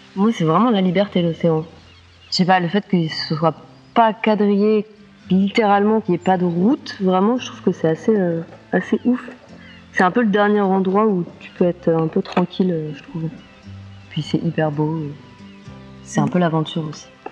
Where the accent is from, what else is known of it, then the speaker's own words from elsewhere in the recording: Lozère, Occitania, France; moved away; Je viens de Lozère